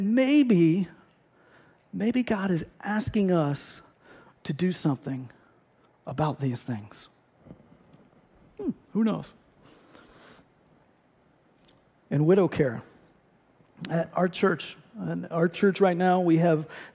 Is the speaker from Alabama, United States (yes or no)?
no; Ohio, United States; moved away as an adult; also born or lived in St. Louis; I grew up in Ohio.